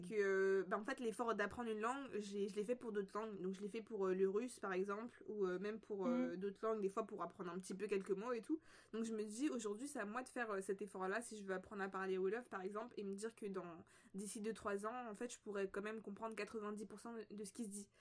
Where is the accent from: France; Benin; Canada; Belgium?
France; Paris, Île-de-France; on est nés en France. Du coup, euh, bah, toute notre vie, on l'a vécu en France, plus précisément bah, la, plupart de notre vie, en fait, à, Paris, dans le 19e arrondissement.